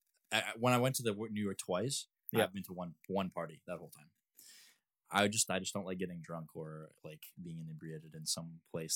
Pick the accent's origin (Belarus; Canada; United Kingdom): Canada; I'm a Canadian citizen.